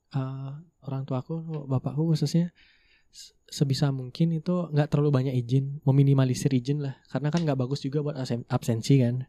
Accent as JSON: {"language": "Indonesian", "town": "Jimbaran", "region": "Bali", "country": "Indonesia", "tie": "born or raised there", "also_born_or_lived": "Buleleng, Bali", "first_language": "Indonesian", "said": "aku tuh besar dan ya emang tumbuh besar tuh di Badung tepatnya di Jimbaran"}